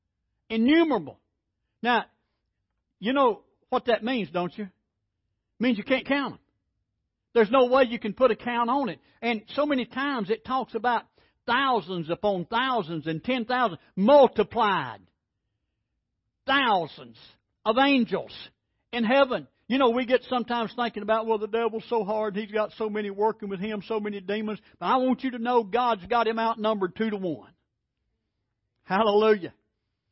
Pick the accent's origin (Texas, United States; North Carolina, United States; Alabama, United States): Alabama, United States; I'm from Alabama